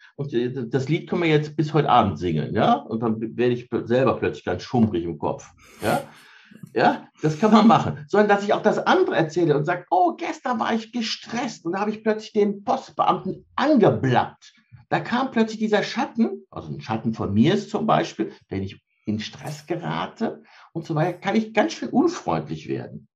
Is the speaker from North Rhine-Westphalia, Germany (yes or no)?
yes; Cologne-Bonn area, North Rhine-Westphalia, Germany; ich komme aus der Ecke Köln-Bonn